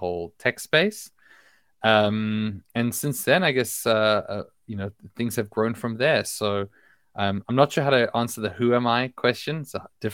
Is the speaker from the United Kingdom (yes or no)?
no; Australia; moved away as an adult; also born or lived in South Africa; now in Israel; I live in Israel now. I was born in South Africa. I grew up in Australia